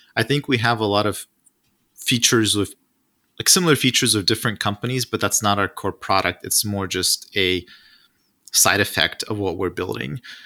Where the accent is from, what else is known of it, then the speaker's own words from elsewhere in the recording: Russia; moved away; I'm originally from Russia